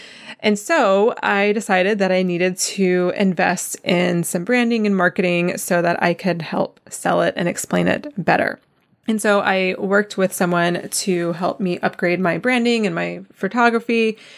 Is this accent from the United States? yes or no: yes; East Coast, United States; We're both from the East Coast. And so being off the East Coast just kind of felt like a novelty